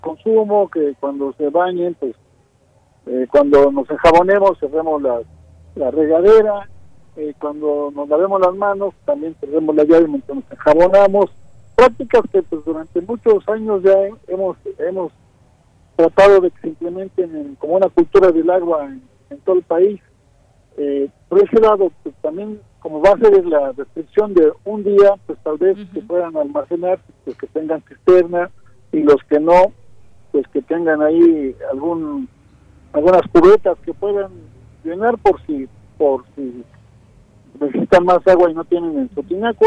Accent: Mexico City, Mexico; yo soy de la Ciudad de México

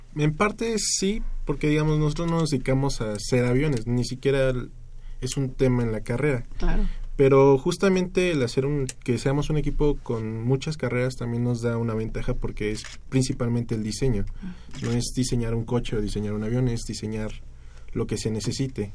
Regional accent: Mexico; como mexicanos

